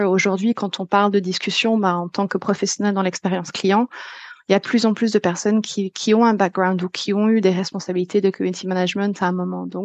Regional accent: France; moved away; ça fait dix ans que j'ai quitté la France

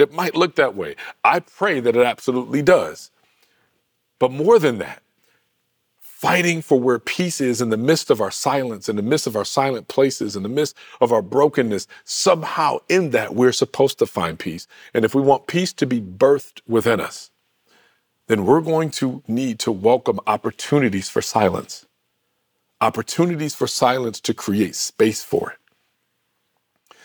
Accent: Michigan, United States; my home state of Michigan

